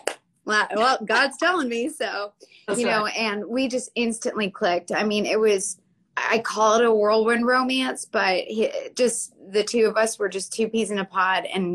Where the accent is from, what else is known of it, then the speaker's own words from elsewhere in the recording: Florida, United States; I'm from Florida